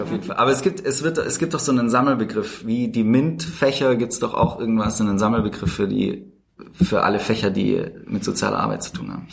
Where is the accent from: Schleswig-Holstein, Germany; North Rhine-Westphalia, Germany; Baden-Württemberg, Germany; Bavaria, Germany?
Baden-Württemberg, Germany; Tübingen area, near Stuttgart; moved away as an adult; now in Berlin, Germany; Also ich bin aufgewachsen im Speckgürtel von Tübingen, mhm. in der Nähe von Stuttgart.